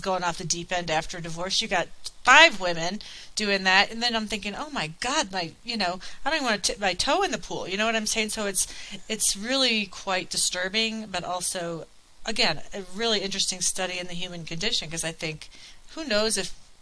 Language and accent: English; Colorado, United States; moved away as an adult; also born or lived in Virginia; I moved back to Colorado from Virginia in 2014.